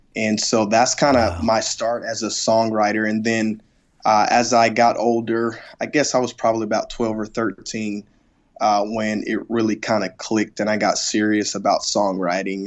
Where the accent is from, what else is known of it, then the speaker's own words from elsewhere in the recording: South Mississippi, United States; the church that I grew up at in South Mississippi